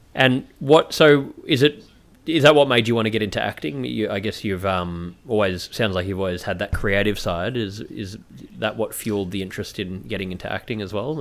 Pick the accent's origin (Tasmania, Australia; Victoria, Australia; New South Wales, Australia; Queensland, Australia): Victoria, Australia; Melbourne; I'm from Melbourne as well, and I was back in Melbourne during the whole lockdown